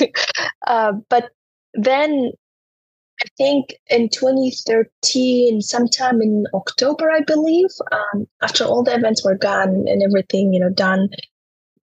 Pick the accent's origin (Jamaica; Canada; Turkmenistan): Turkmenistan; English is a second language; moved away as an adult; now in United States; I was growing up in Turkmenistan